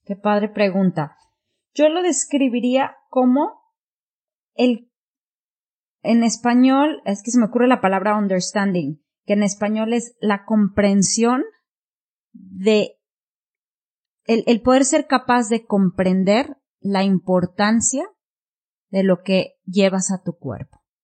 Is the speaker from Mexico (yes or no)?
yes; Mexico; moved away as an adult; also born or lived in Singapore / United Kingdom; now in Japan; empecé en México vegetariana a los 18 y yo me fui de México a Singapur